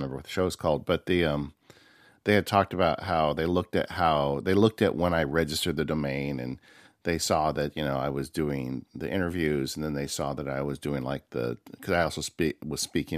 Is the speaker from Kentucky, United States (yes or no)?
no; California, United States; I grew up in the Inland Empire. It was before, it wasn't called the Inland Empire, but it was like kind of the San Bernardino County area of Southern California.